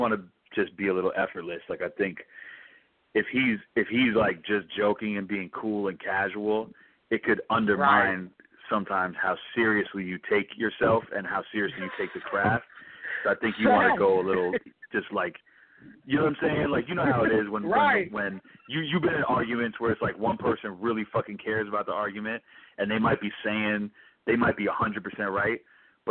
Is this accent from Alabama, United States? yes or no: no; New York City, New York, United States; I'm born and raised in New York City